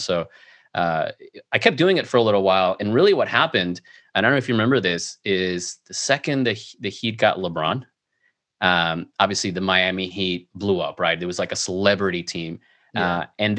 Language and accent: English; Mexico; also born or lived in Venezuela; So, you know, growing up in South America, in Mexico, Venezuela, since you're out of the country, when you watch the NBA, you're just a general fan, right?